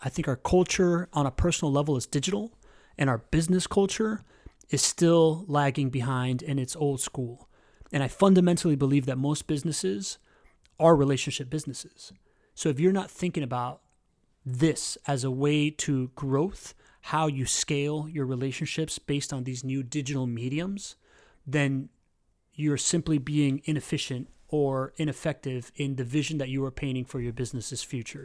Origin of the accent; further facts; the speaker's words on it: Miami, Florida, United States; moved away as an adult; now in Jacksonville, United States; I grew up in Miami. I'm a typical Miamian.